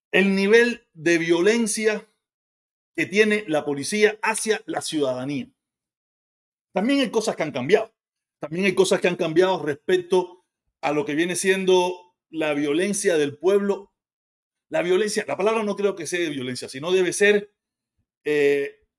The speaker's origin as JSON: {"language": "Spanish", "country": "Cuba", "said": "Yo soy cubano, viví en Cuba, soy expreso político, tengo parte de mi familia allá."}